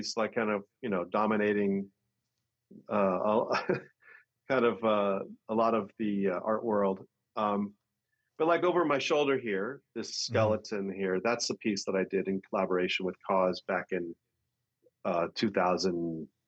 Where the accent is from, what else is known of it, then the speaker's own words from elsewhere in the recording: San Francisco Bay Area, California, United States; growing up in the San Francisco Bay Area in the 60s and 70s